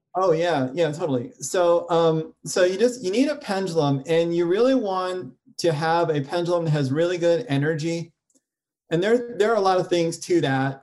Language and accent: English; New York, United States; I grew up in New York and my family were like New York intellectuals